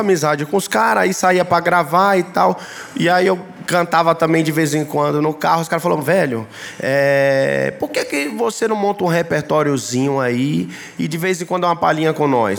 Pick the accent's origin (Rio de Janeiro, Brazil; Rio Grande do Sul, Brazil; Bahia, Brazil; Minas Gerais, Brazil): Bahia, Brazil; Ilhéus; Sou baiano de Ilhéus.